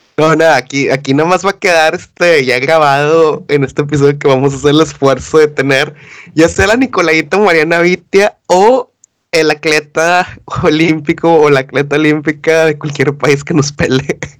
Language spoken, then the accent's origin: Spanish; Mexico; now in United Kingdom; los mexicanos somos malinchistas